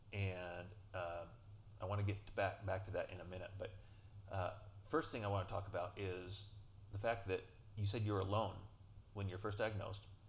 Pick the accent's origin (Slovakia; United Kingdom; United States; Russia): United States; Colorado; moved away as an adult; now in Vancouver, Canada; I'm from Colorado